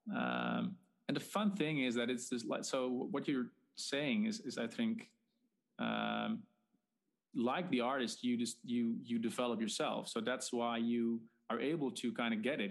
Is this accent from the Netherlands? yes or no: yes; Netherlands; I'm Dutch.